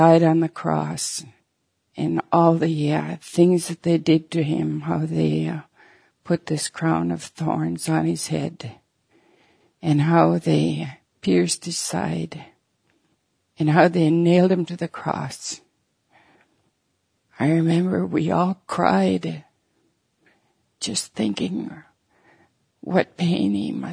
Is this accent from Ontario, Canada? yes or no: no; Peguis Reserve, Manitoba, Canada; I was born here on Pegwis Reserve in Manitoba some 68 years ago. I lived here most of my life except for 4 years when I went to residential school.